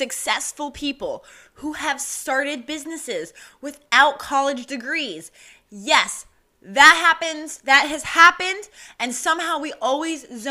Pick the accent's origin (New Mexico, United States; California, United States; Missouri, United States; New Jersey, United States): New Mexico, United States; moved away; I'm from New Mexico, so it used to be a huge celebration